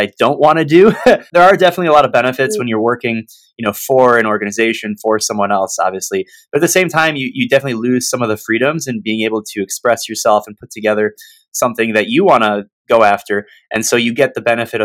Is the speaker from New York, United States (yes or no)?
no; Michigan, United States; born and raised in Michigan